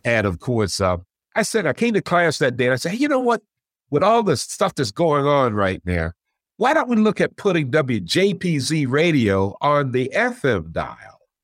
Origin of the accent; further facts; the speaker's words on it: Elizabeth City, North Carolina, United States; moved away as an adult; also born or lived in Syracuse, New York; I grew up in Elizabeth City, North Carolina